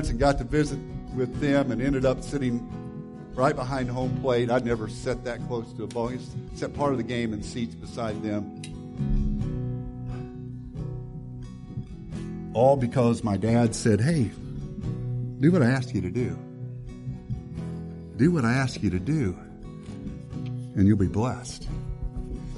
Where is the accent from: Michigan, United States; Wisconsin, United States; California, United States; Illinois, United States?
Illinois, United States; about 15 miles from Centralia; moved away; which is just about 15 miles from my hometown